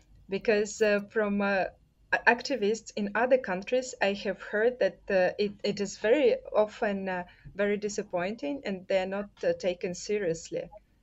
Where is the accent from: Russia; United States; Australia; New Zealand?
Russia; So I'm from Russia